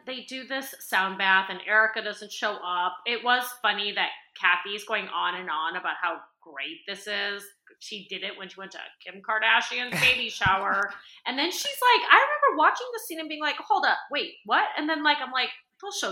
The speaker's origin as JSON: {"language": "English", "country": "United States", "tie": "born or raised there", "said": "I did grow up in this like very small white town"}